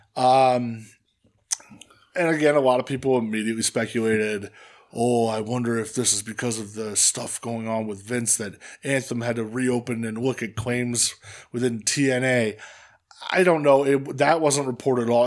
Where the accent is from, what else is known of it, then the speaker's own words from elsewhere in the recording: Hanover Township, Pennsylvania, United States; I'm from Hanover